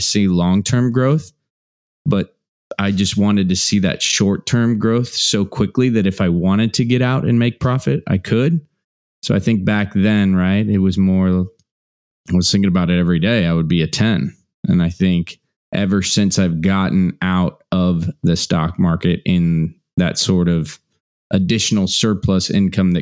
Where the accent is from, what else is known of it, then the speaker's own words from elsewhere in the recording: Midwest, United States; I was raised in Midwest humble roots.